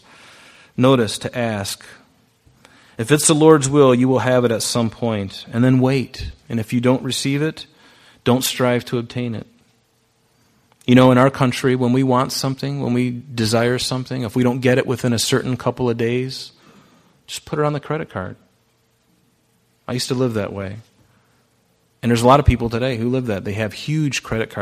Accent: Pine Island, Florida, United States; moved away; I grew up on Pine Island in Southwest Florida

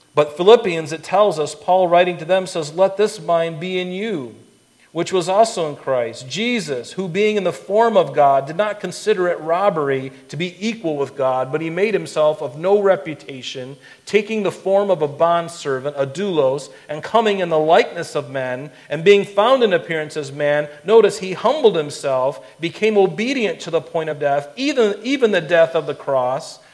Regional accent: Florida, United States; I grew up in Florida

